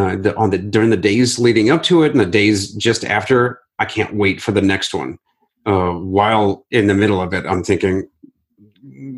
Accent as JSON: {"language": "English", "town": "Akron", "region": "Ohio", "country": "United States", "tie": "born or raised there", "said": "the 2016 Akron Marathon, which is my hometown"}